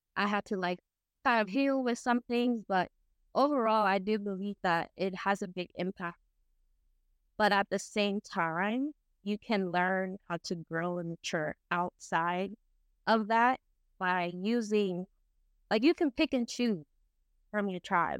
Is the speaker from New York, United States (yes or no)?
yes; New York City, New York, United States; I was born and raised in the Bronx